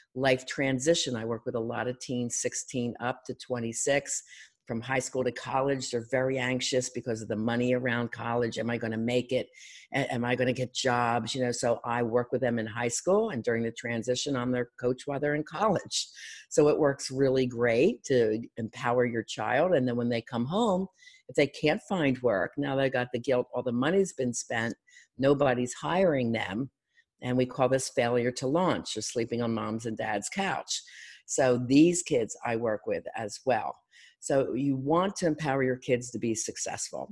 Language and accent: English; Philadelphia, Pennsylvania, United States; I'm from Philadelphia